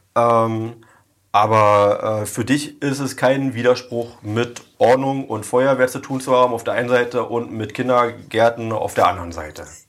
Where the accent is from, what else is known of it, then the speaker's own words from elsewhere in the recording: Oranienburg, Brandenburg, Germany; Also ich bin ja in der Ernst-Themann-Straße groß geworden.